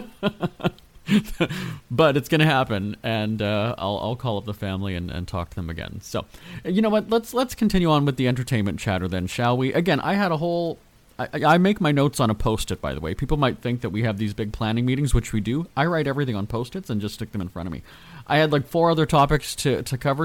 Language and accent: English; Winnipeg, Manitoba, Canada; now in Los Angeles, United States; Winnipeg, my hometown.